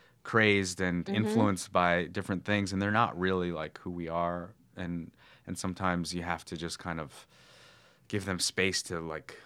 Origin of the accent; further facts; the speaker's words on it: Petaluma, California, United States; also born or lived in Chicago; my mom took me to San Francisco, where I grew up in the Bay Area in like wine country, Sonoma County, Petaluma